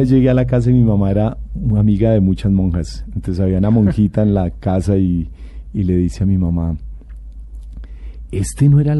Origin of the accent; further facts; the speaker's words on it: Bogotá, Colombia; nací aquí en Bogotá, de mamá santanderiana papá, mi papá de acá. Eh, nuestra parroquia o mi parroquia de origen es en Santa Viviana. es en Santana. En Santana. ahí crecí, ahí nací.